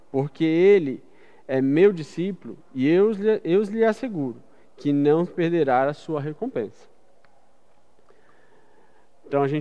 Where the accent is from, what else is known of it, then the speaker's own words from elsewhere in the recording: Brazil; para nós, como brasileiros